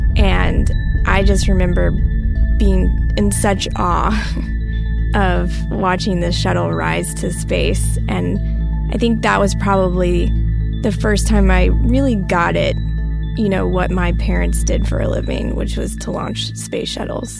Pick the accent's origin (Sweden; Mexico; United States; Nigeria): United States; Texas; also born or lived in Florida; I grew up in Texas all of my life